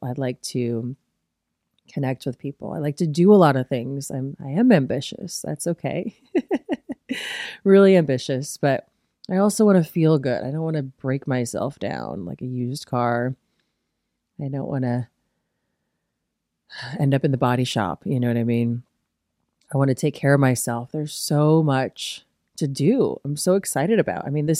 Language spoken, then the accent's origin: English; Midwest, United States; And I guess I'm just like from the Midwest, so I'm never going to try to impress somebody with my knowledge.